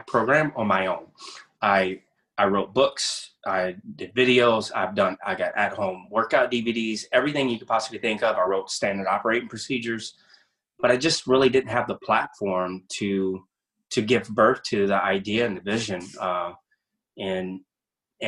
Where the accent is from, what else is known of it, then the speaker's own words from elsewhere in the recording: Louisiana, United States; I'm originally from Louisiana.